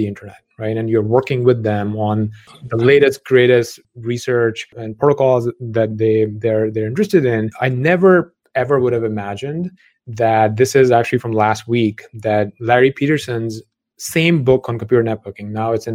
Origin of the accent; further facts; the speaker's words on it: Lahore, Punjab, Pakistan; moved away as an adult; undergrad back in Lahore in Pakistan, where I grew up